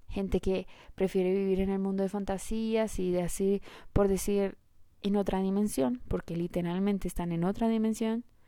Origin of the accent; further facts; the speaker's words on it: Colombia; yo soy colombiana